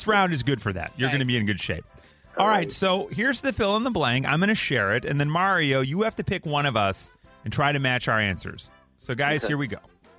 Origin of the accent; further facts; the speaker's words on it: Mount Prospect, Illinois, United States; I grew up in Mount Prospect, the train stop over.